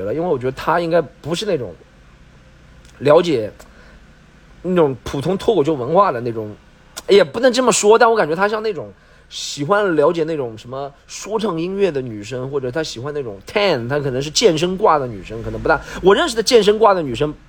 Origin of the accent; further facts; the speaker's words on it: Shanghai, China; 我也是上海人